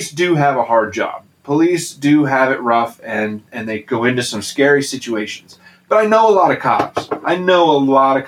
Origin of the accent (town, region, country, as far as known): United States